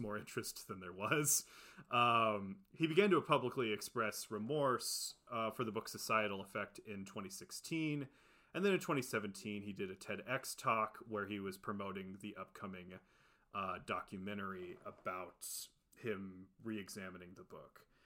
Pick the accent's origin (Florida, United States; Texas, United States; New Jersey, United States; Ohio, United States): Ohio, United States; now in California, United States; We're both from Ohio